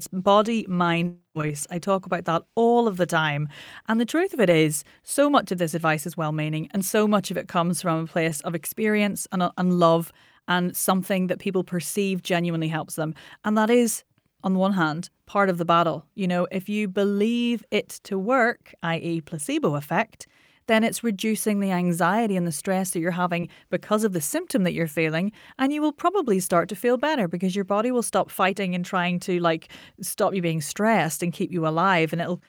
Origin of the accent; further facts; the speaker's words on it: Ireland; I mean, I'm Irish.